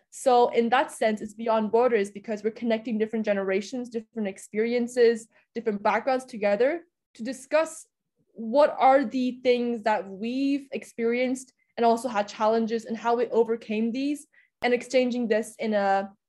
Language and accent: English; Budapest, Hungary; now in Vienna, Austria; I was born and raised in Budapest, Hungary, but my parents are from mainland China. And then I attended American International School for the majority of my time. And now I'm in Vienna.